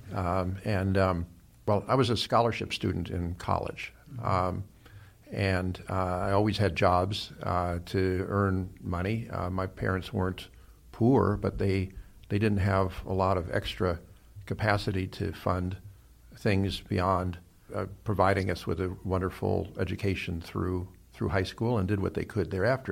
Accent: Los Angeles, California, United States; also born or lived in Cleveland, Ohio; I really think of myself as having grown up here in Los Angeles as a practical matter

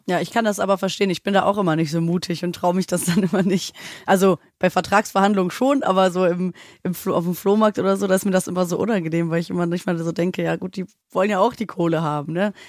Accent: Hamburg, Germany; moved away; Ich komme aus Hamburg

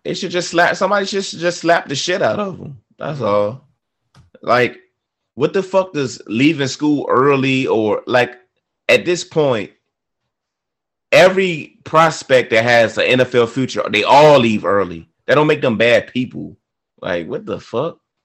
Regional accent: Virginia, United States; I grew up in Virginia

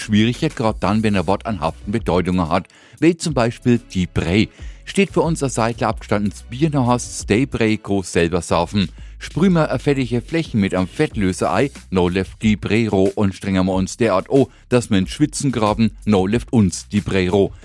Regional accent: Franconia, Germany; accent: Franconian; unseren wunderbaren Dialekt

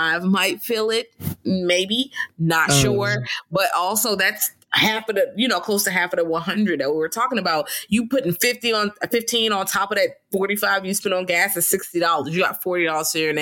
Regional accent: Richmond, Virginia, United States; I'm from Richmond, but Richmond is not far. It's in Virginia

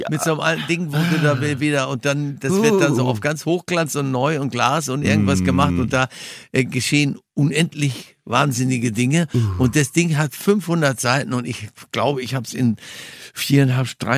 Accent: North Rhine-Westphalia, Germany; in meiner alten Heimat da im Ruhrgebiet

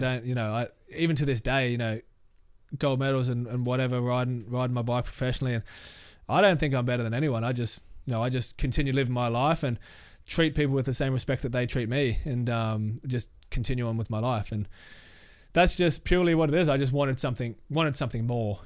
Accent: Logan City, Queensland, Australia; I grew up in Logan City

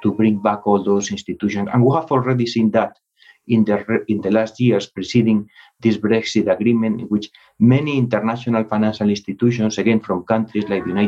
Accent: Spain; now in Switzerland; I'm also Spanish

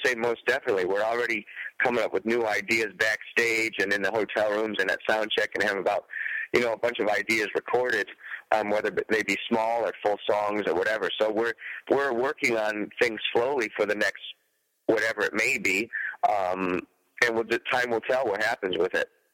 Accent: Detroit, Michigan, United States; I started playing it as a young buck growing up in Detroit.

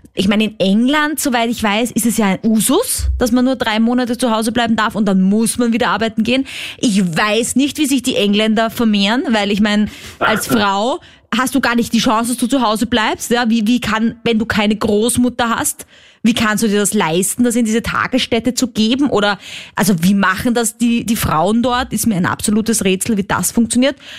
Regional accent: Austria; accent: Austrian dialect; ein österreichischer Podcast, falls du das an meinem Dialekt erkannt hast

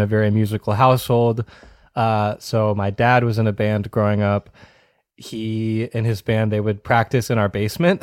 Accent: Wakefield, Massachusetts, United States; I grew up in Massachusetts, uh, about fifteen minutes north of Boston in a town called Wakefield

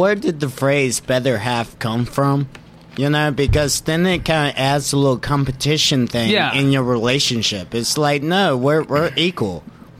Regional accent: Rustburg, Virginia, United States; moved away as an adult; also born or lived in Richmond, Virginia; now in Los Angeles, United States; I am from a very small town in Virginia called Rustburg.

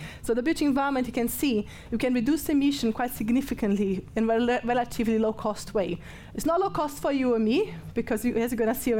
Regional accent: Brazil; English is a second language; but I'm from Brazil, so I'm no, English is not my first language, I'm allowed.

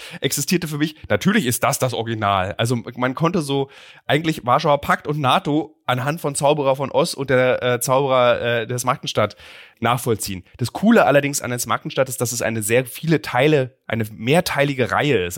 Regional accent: East Germany, Germany; ich komme aus dem Osten

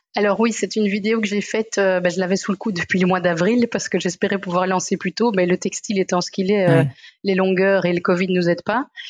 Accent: Brussels, Brussels-Capital Region, Belgium; je viens de Bruxelles

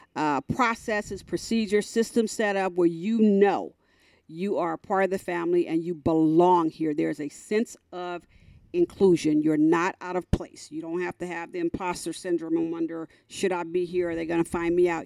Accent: San Francisco Bay Area, California, United States; moved away as an adult; also born or lived in North Carolina; now in Dallas, United States; we grew up in California

